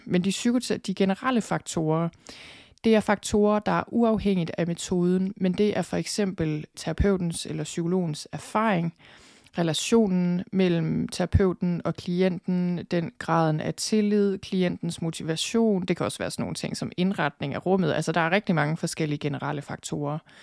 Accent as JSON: {"language": "Danish", "country": "Denmark", "said": "den måde, vi har det på som danskere"}